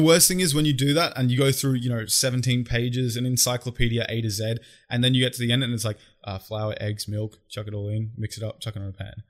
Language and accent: English; Australia